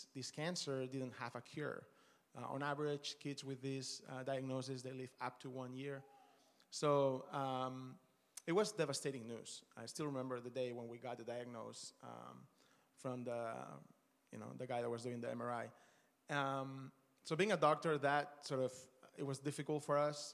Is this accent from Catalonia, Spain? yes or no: yes; Barcelona, Catalonia, Spain; moved away as an adult; also born or lived in Australia / Dallas, United States; we're originally from Barcelona. My wife and I met there my last year of med school